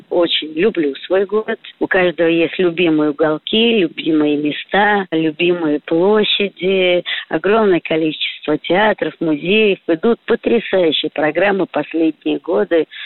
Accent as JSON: {"language": "Russian", "region": "Moscow", "country": "Russia", "tie": "born or raised there", "said": "я коренная москвичка"}